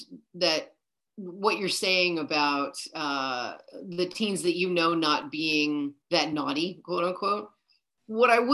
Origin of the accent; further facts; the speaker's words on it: New York City, New York, United States; growing up in New York City